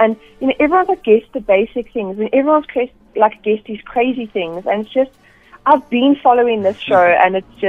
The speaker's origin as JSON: {"language": "English", "town": "Middelburg", "region": "Mpumalanga", "country": "South Africa", "tie": "born or raised there", "moved": "as an adult", "lives_now": "Free State, South Africa", "said": "Middelburg, my hometown."}